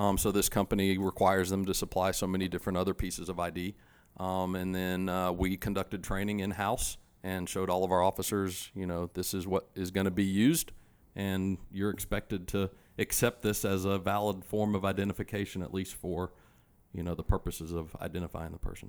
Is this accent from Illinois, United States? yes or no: no; Charlotte, North Carolina, United States; I grew up here in Charlotte